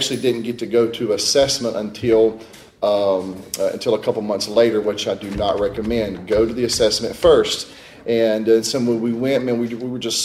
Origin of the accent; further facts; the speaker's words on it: United States; moved away as an adult; now in Paducah, United States; we're originally from the Mississippi-Alabama Gulf Coast